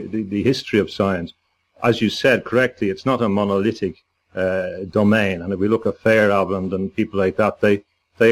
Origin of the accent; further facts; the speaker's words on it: Dublin, Leinster, Ireland; moved away as an adult; also born or lived in London / Spain / Scotland; I come from Dublin.